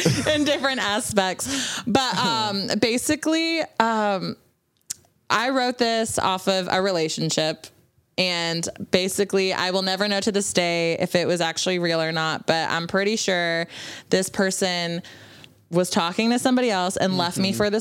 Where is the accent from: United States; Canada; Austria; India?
Canada; I'm also Canadian